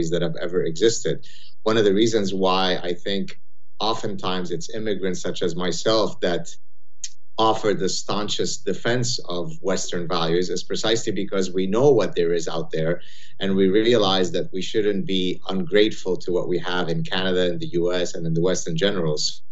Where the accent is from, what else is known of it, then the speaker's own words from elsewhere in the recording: Lebanon; moved away; I had a very rough childhood growing up in Lebanon